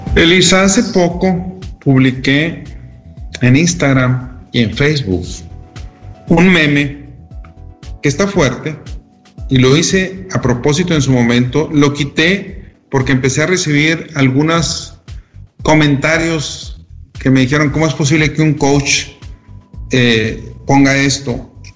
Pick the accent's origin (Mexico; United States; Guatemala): Mexico; desde la manera como somos educados de pequeños en México